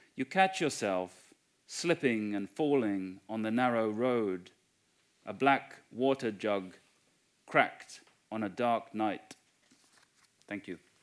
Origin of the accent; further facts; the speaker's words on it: United Kingdom; I'm white British.